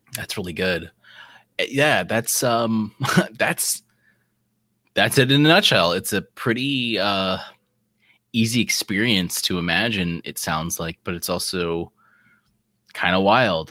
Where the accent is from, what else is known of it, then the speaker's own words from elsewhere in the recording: South Carolina, United States; we're from South Carolina. That's where we are right now.